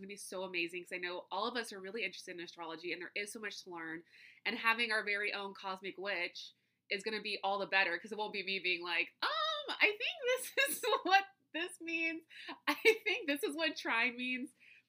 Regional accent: the South, United States; Trust me, I get it. I'm from the South. I get it.

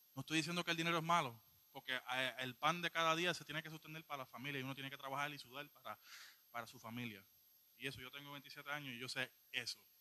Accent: Puerto Rico; yo soy un poquito boricua

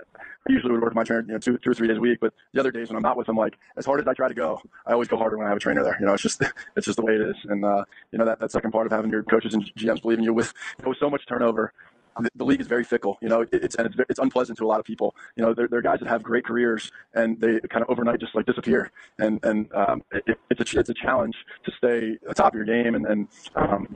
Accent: East Coast, United States; growing up on the East Coast

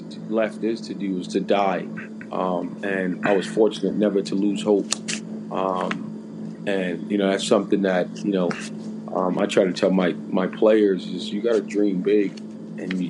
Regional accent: Jersey City, New Jersey, United States; moved away; growing up in Jersey City, losing my parents pretty young

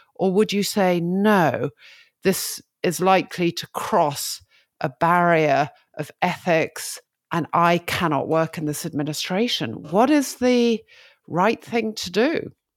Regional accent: United Kingdom; I'm a Brit

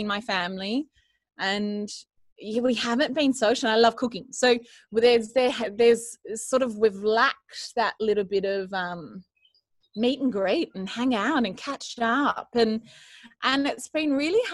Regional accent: Bowral, New South Wales, Australia; moved away as an adult; also born or lived in Sydney, Australia; now in Jugiong, Australia; grew up and born and bred in Barrel in the Southern Highlands

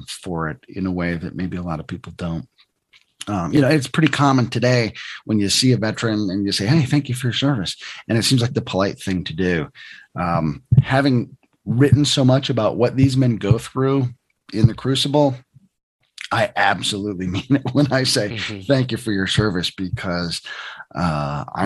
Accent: the North, United States; you and I are both Northerners

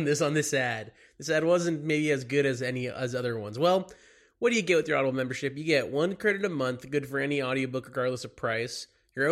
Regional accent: Dallas, Texas, United States; also born or lived in Los Angeles; now in New York, United States; I'm from Dallas

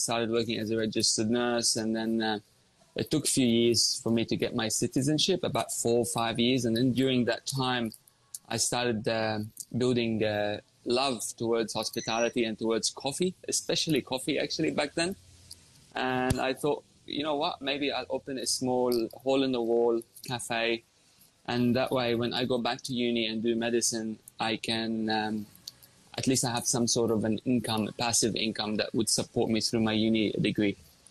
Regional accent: Lebanon; moved away as an adult; now in Australia; I came to Australia from Lebanon when I turned 18 with a dream to be a doctor. I've always wanted to be a doctor. You know, when you come from a Lebanese family, they always want you to be a doctor

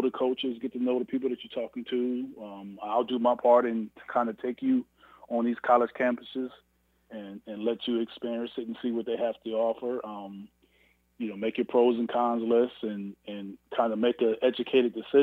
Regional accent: Canton, Ohio, United States; my hometown in Canton, Ohio

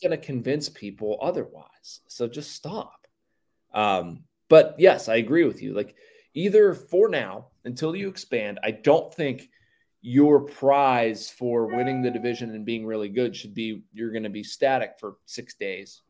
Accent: Pittsburgh, Pennsylvania, United States; growing up in Pittsburgh

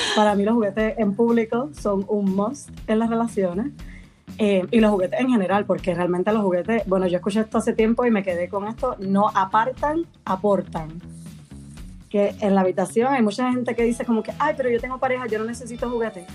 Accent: Puerto Rico; moved away as an adult; now in Madrid, Spain; soy de Puerto Rico originalmente, pero vivo en Madrid, en España, llevo 5 años por aquí

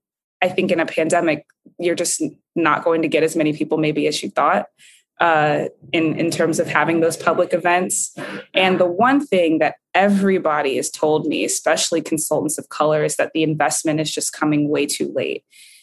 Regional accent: Florida, United States; in Florida, that's my home state.

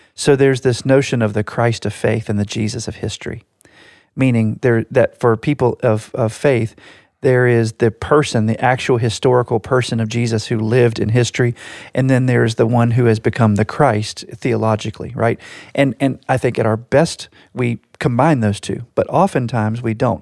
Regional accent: United States; I can only speak about it as an American

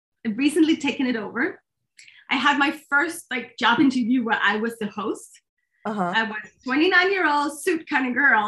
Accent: Copenhagen, Capital Region of Denmark, Denmark; English is a second language; I grew up in Copenhagen

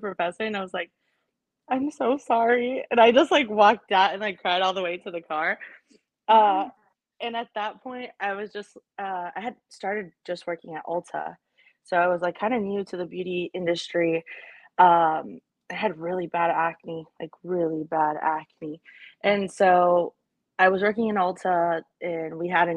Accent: Arlington, Texas, United States; also born or lived in El Paso, Texas; we moved here when I was about 3

